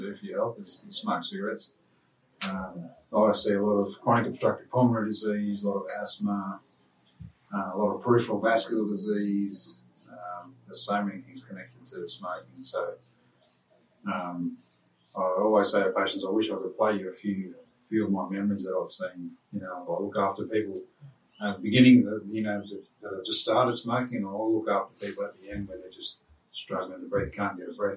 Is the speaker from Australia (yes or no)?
yes; Dunghutti country, New South Wales, Australia; I'm from Dungarry